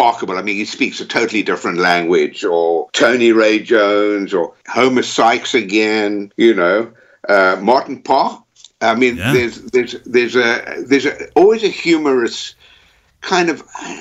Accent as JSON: {"language": "English", "country": "South Africa", "tie": "born or raised there", "also_born_or_lived": "United States / Texas", "moved": "yes", "lives_now": "London, United Kingdom", "said": "I was born in South Africa."}